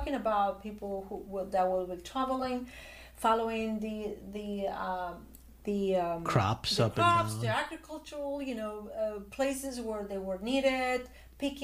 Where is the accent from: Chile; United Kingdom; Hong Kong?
Chile; I was born in Chile